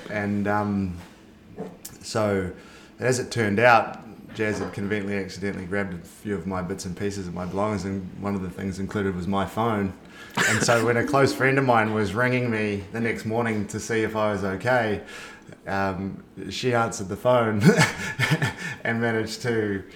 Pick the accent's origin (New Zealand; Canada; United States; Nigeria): New Zealand; moved away; also born or lived in Spain; I'm from New Zealand